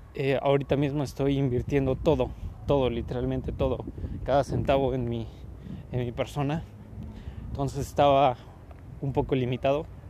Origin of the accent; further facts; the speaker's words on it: Mexico; yo soy mexicano